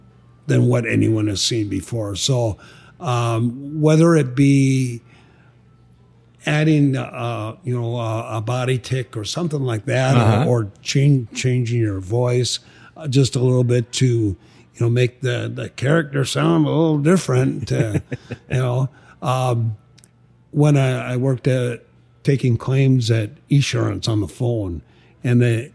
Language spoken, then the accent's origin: English; Sioux Falls, South Dakota, United States; I'm from Sioux Falls, South Dakota. It's my hometown.